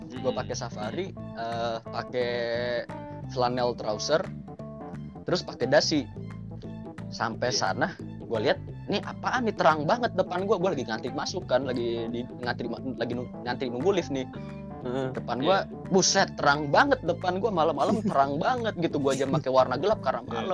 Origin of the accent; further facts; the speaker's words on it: West Java, Indonesia; gue orang Sunda kan jadi ada tradisional baju Sunda gitu